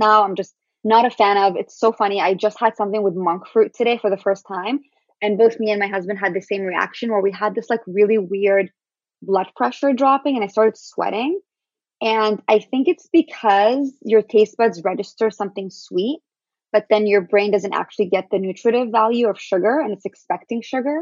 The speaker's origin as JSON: {"language": "English", "country": "Syria", "tie": "born or raised there", "also_born_or_lived": "Palestine", "moved": "yes", "lives_now": "United States", "said": "I'm Syrian Palestinian"}